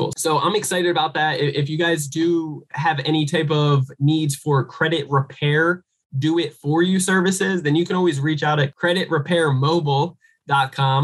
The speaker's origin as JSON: {"language": "English", "country": "United States", "said": "coming from the American poor"}